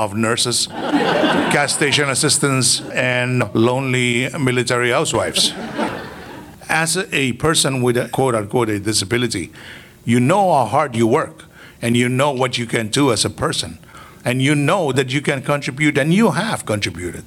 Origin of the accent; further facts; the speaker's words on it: Mortlock Islands, Chuuk, Micronesia; now in Hawaii, United States; I am from the Mortlocks